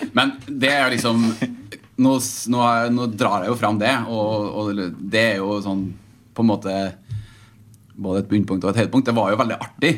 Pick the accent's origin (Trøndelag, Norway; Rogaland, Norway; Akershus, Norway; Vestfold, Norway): Trøndelag, Norway; now in Oslo, Norway; jeg kommer fra Trøndelag, som alle som eh, har litt uh, litt språkøre sikkert, sikkert hører